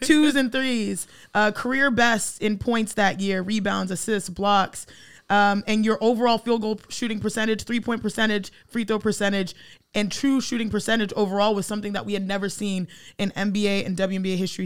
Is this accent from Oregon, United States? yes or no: no; Cypress, Texas, United States; Growing up in Cypress, Texas, watching Space Jam